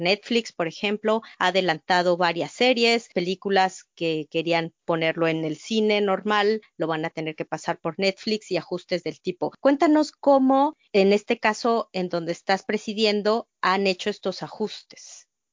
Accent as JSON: {"language": "Spanish", "country": "Mexico", "moved": "yes", "said": "Somos mexicanos los que estamos ahorita en esta plática y como migrantes"}